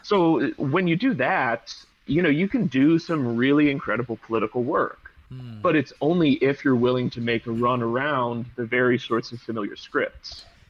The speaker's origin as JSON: {"language": "English", "town": "Pittsburgh", "region": "Pennsylvania", "country": "United States", "tie": "born or raised there", "said": "I grew up in Pittsburgh"}